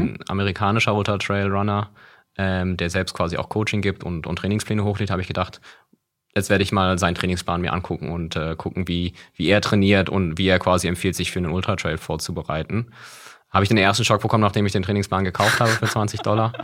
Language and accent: German; Berlin, Germany; also born or lived in Mannheim; ich bin in Berlin geboren, tatsächlich echter, einer